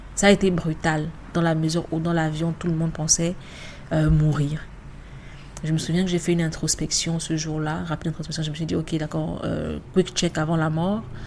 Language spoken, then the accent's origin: French; Douala, Littoral, Cameroon; moved away as an adult; also born or lived in Yaoundé, Cameroon / Dakar, Senegal; je suis née, j'ai grandi à Douala